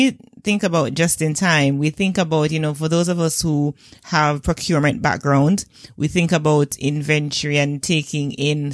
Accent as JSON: {"language": "English", "country": "Jamaica"}